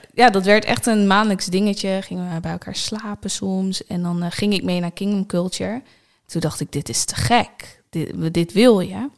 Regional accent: Nieuw-Buinen, Drenthe, Netherlands; moved away as an adult; also born or lived in Groningen; Mijn ouders wonen daar nog steeds in het huis waar ik ben opgegroeid.

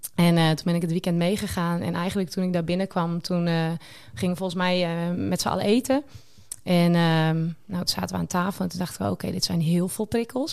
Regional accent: Sneek, Friesland, Netherlands; ik ben 32 jaar en ik kom uit Sneek.

